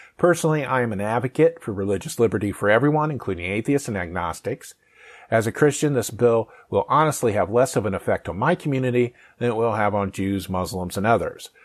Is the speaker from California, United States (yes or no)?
no; Findlay, Ohio, United States; my hometown, um, south of Toledo